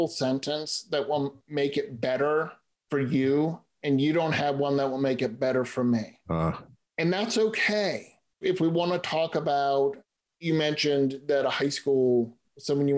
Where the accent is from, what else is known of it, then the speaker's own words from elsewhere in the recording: Boston, Massachusetts, United States; moved away as an adult; also born or lived in San Francisco, California; now in Clayton, California, United States; I grew up in the Boston area